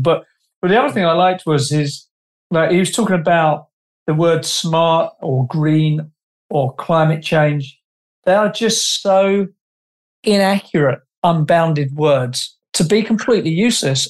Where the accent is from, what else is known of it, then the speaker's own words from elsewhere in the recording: England, United Kingdom; I'm an Englishman